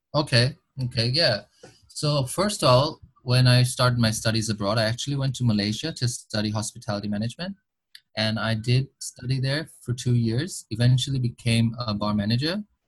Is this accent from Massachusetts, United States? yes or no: yes; Boston, Massachusetts, United States; first language English; now in Bangladesh; even though I was born in Bangladesh, I, I grew up in, in Boston in Massachusetts in the United States